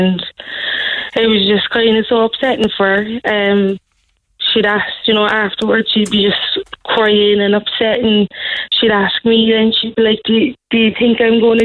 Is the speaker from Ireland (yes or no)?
yes; Cork, Munster, Ireland; we're from the North Side ourselves